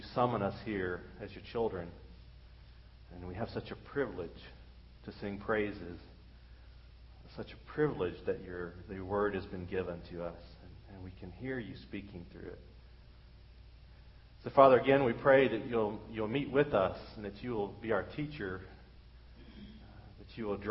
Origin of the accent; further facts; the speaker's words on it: United States; being an American